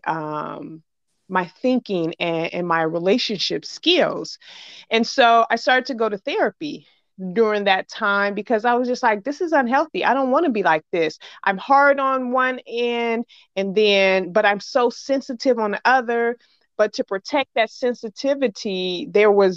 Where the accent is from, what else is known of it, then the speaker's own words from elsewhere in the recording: Chicago, Illinois, United States; I'm from Chicago.